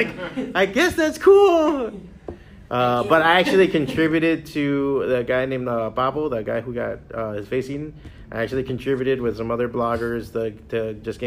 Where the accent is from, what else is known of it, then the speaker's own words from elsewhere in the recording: Hialeah, Florida, United States; I was born and raised in Hialeah, out of Miami.